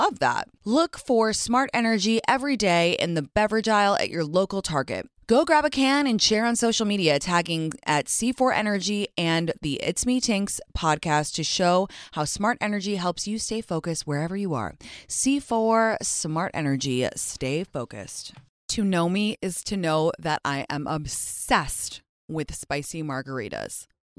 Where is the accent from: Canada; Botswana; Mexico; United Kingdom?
United Kingdom; England; now in New York, United States; I've been struck down with a lurgy, which is what we call an unidentifiable cold illness thingy in growing up in England.